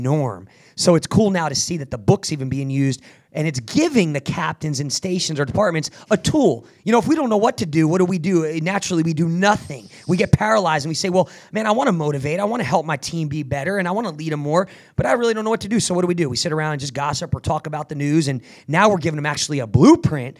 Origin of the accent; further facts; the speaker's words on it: New Jersey, United States; I grew up in Jersey, man, a very rough area